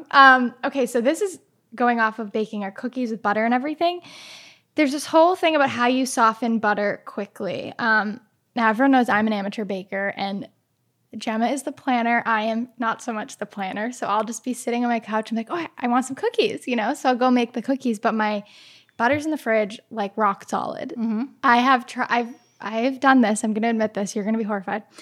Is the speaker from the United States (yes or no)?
yes; New England, United States; See, when I grew up in New England, so we are like avid